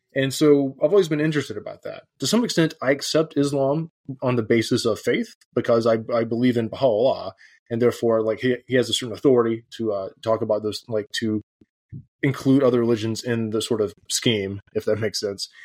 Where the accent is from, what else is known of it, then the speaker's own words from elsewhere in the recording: the South, United States; moved away as an adult; now in Edinburgh, United Kingdom; I grew up evangelical in the South